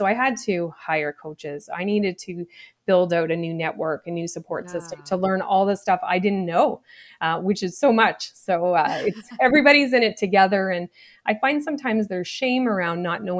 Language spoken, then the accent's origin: English; Nova Scotia, Canada; I grew up in Nova Scotia in a small place